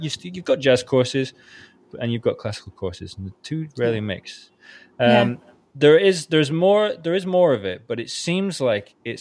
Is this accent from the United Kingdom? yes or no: yes; United Kingdom; accent: British; by my accent you can tell that I'm British.